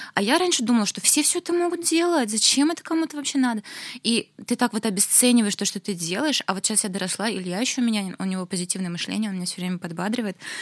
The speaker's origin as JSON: {"language": "Russian", "town": "Naberezhnye Chelny", "region": "Tatarstan", "country": "Russia", "tie": "born or raised there", "lives_now": "Kazan, Russia", "said": "я выросла в набережных Челнах, где ничего не было"}